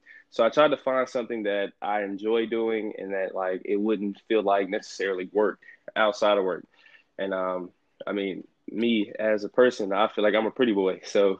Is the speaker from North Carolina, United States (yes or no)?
yes; Jacksonville, North Carolina, United States; now in Commerce, United States; I'm a 21-year-old studying communications here at Texas A&M Commerce University. I'm from Jacksonville, North Carolina. Yes, North Carolina.